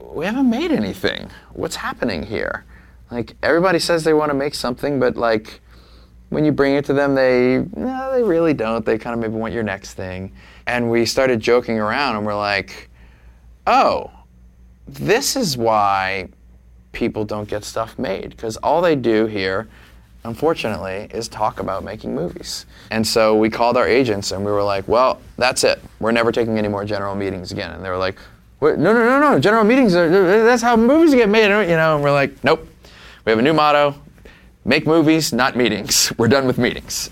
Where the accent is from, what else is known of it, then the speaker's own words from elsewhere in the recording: New Orleans, Louisiana, United States; Jay and I grew up in New Orleans